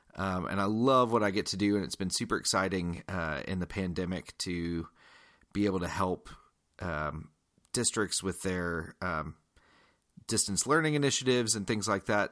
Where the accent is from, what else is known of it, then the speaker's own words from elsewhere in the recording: Georgia, United States; I am from Georgia. I'm from the South